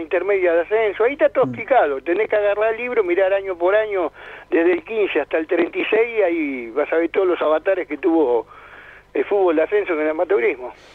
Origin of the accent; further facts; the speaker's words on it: Lanús, Buenos Aires Province, Argentina; also born or lived in Avellaneda; Yo nací en Gerli del lado de Lanús y fui siempre a la escuela que está del lado de Gerli Avellaneda. Viste, yo me crié en la plaza que está en Gerli Lanús